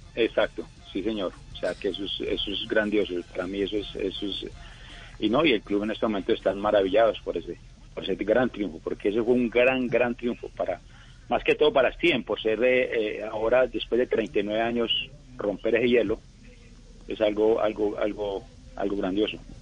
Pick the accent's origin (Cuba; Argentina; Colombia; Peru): Colombia; moved away; como colombiano y como patriota